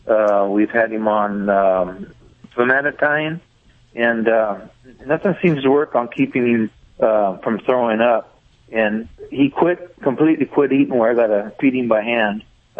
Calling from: Bakersfield, California, United States

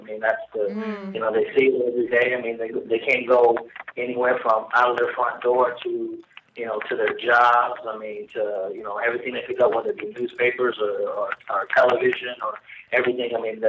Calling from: Atlanta, Georgia, United States; from Atlanta, Georgia.

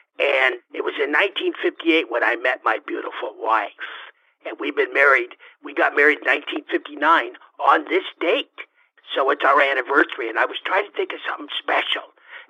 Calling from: Wausau, Wisconsin, United States; I'm calling you from Wausau, Wisconsin.

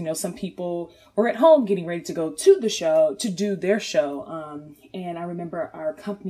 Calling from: Chesapeake, Virginia, United States; I am calling from Chesapeake, Virginia.

